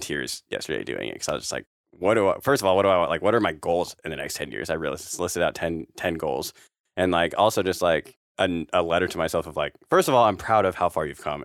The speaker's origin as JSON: {"language": "English", "region": "California", "country": "United States", "tie": "born or raised there", "said": "I'm from Cali, so we don't really, a, at least in the valley and stuff, we don't, I didn't grow up with snow around me"}